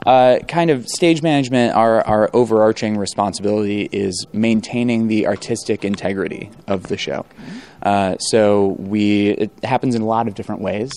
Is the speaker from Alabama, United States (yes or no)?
no; Chicago, Illinois, United States; I grew up here in Chicago.